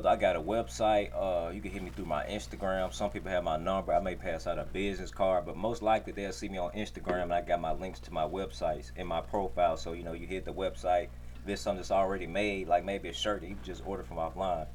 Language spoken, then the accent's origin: English; Memphis, Tennessee, United States; I'm from Memphis